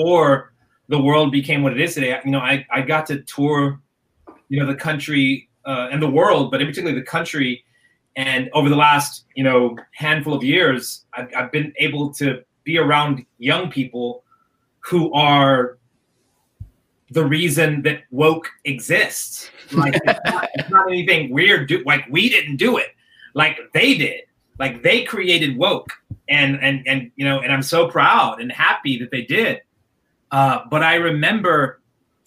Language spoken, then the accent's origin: English; Dallas, Texas, United States; I come from Dallas, Texas